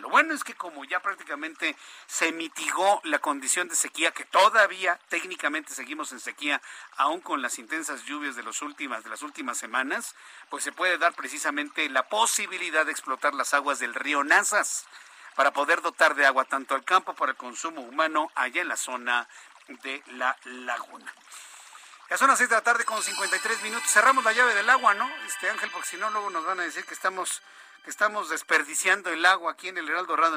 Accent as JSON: {"language": "Spanish", "region": "Mexico City", "country": "Mexico", "tie": "born or raised there", "said": "del Instituto México primaria, del Instituto México secundaria en Popocatépetl"}